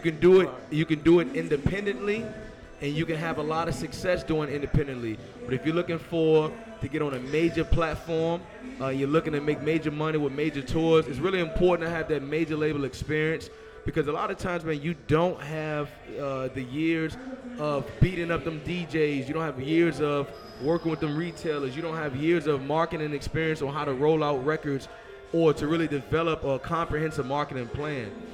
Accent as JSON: {"language": "English", "town": "Richmond", "region": "Virginia", "country": "United States", "tie": "born or raised there", "said": "I'm from Richmond, born and raised"}